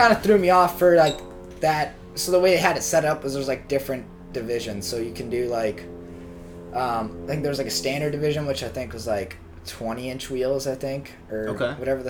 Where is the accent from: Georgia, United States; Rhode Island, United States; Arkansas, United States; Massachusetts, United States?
Massachusetts, United States; Maynard; I grew up in Maynard, Massachusetts